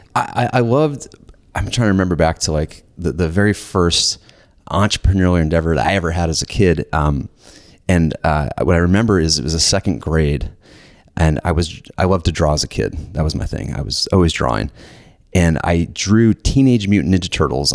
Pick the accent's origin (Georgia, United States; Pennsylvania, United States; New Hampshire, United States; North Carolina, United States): Georgia, United States; Lawrenceville; I grew up in Warrensville, Georgia